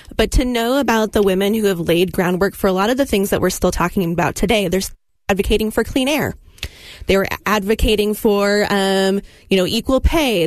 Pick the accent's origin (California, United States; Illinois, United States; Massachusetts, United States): California, United States; now in Utah, United States; I grew up in California